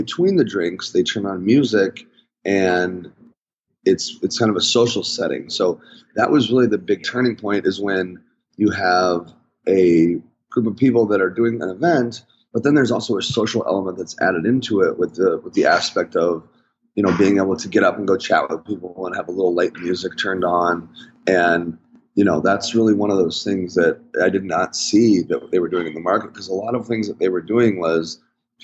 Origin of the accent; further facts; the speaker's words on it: Chicago, Illinois, United States; moved away as an adult; I'm from Chicago originally